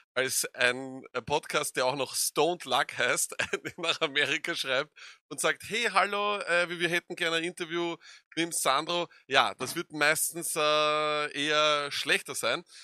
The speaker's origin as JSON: {"language": "German", "country": "Austria", "said": "wir sind aus Österreich"}